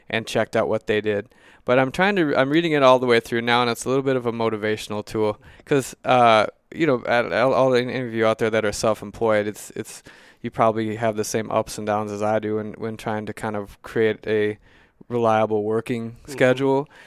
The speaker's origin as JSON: {"language": "English", "town": "Mankato", "region": "Minnesota", "country": "United States", "tie": "born or raised there", "also_born_or_lived": "Duluth, Minnesota", "said": "I grew up in Mankato, Minnesota and then I moved to Duluth"}